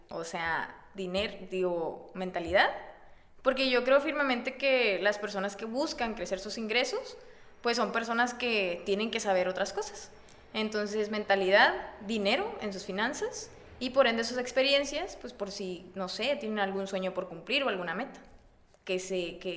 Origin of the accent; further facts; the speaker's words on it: Sabinas, Coahuila, Mexico; moved away as an adult; also born or lived in Saltillo; now in Monterrey, Mexico; yo salí de Sabinas a Saltillo a, estudiar y luego ya de ahí me, pasé a Monterrey.